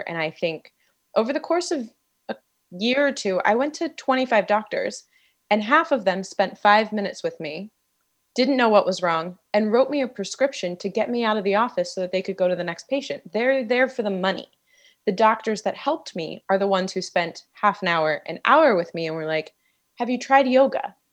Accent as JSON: {"language": "English", "area": "D.C.", "region": "Maryland", "country": "United States", "tie": "born or raised there", "said": "I grew up outside of Washington, D C, and Maryland"}